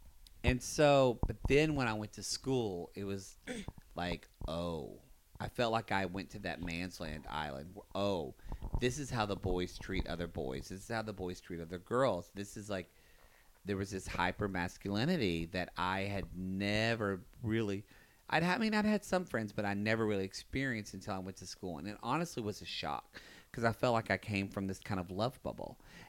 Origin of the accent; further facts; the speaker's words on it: the South, United States; there was a lot of things that were hard for me growing up in the South.